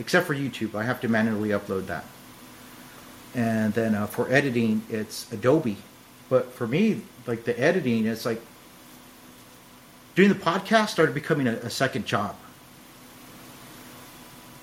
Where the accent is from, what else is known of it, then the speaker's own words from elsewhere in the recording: California, United States; I'm from California